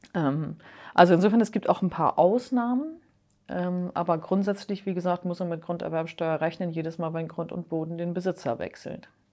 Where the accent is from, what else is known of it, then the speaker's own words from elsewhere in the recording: Hamburg, Germany; als Hamburger